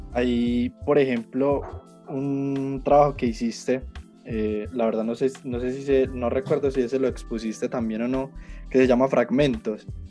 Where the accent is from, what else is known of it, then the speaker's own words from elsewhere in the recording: Colombia; yo soy fotógrafo colombiano